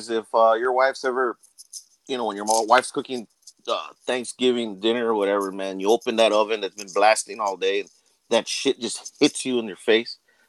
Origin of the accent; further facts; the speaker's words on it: Laredo, Texas, United States; I'm from South Texas, man. I'm from Laredo.